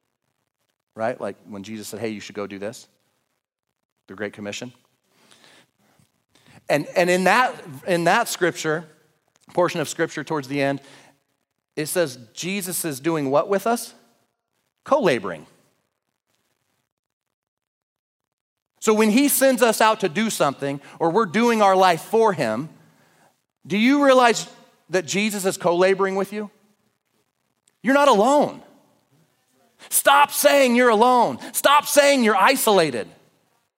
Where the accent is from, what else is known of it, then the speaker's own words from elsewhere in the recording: Oregon, United States; now in Idaho, United States; I'm from Oregon